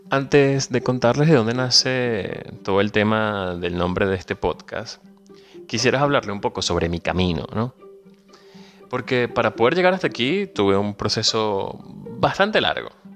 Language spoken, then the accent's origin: Spanish; Venezuela; moved away as an adult; now in Argentina; Soy venezolano, emigrante